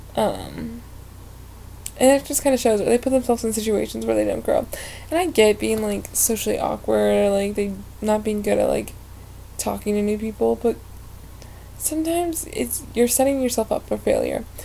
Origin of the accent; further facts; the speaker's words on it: Ohio, United States; moved away as an adult; I'm originally from Ohio